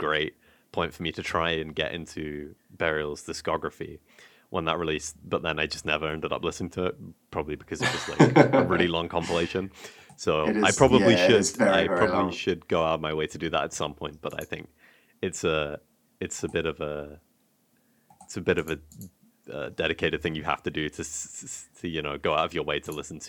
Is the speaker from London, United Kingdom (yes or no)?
yes; London, United Kingdom; I grew up in South London listening to a lot of the dubstep infused